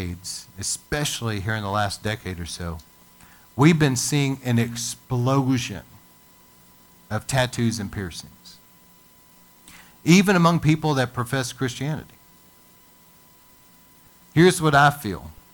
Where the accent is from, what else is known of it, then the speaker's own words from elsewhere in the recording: United States; as an American